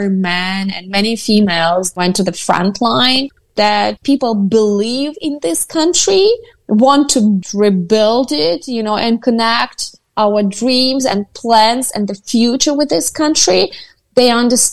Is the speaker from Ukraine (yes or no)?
yes; Kherson, Kherson Oblast, Ukraine; English is a second language; I am from Kherson. It's a Russian-speaking territory.